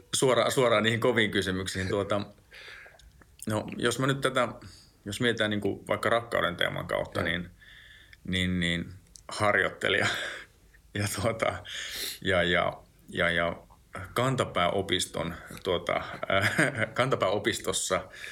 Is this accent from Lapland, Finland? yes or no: yes; Lapland, Finland; mä oon tuolta Lapista kotoisin